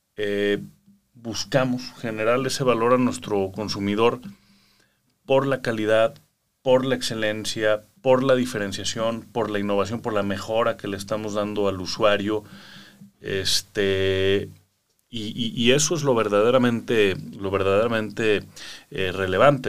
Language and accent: Spanish; Mexico; como jóvenes mexicanos